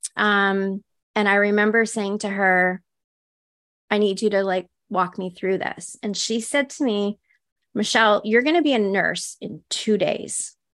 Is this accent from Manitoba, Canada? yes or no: no; northwestern Ontario, Canada; I grew up in Ontario in Canada, so it was, like, northwestern Ontario